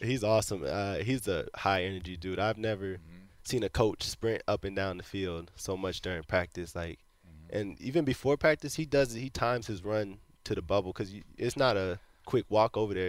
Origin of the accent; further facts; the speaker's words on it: Florida, United States; moved away as an adult; also born or lived in Cincinnati; now in Houston, United States; I was being from Florida